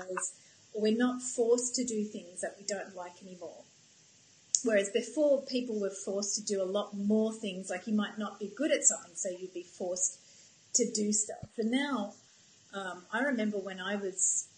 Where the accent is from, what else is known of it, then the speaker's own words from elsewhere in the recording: Australia; moved away as an adult; also born or lived in United States; I'm from Australia, but when I lived in America